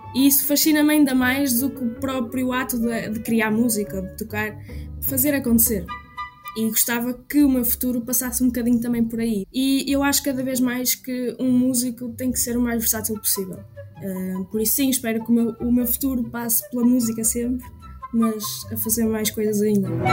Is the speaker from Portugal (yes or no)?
yes; Trás-os-Montes, Portugal; also born or lived in Porto / Aveiro; nasci no Porto, mas costumo dizer que sou de Trás-os-Montes.